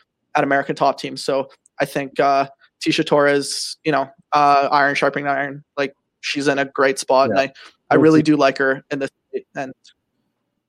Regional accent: Canada; I'm Canadian

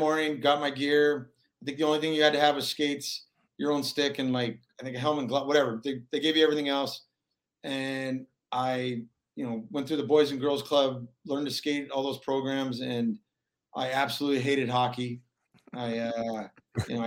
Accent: Anchorage, Alaska, United States; I grew up in Anchorage, Alaska

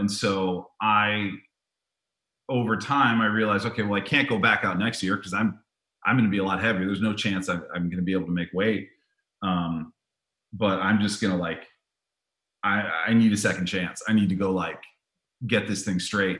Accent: Tiburon, California, United States; I grew up in Tiburon, California

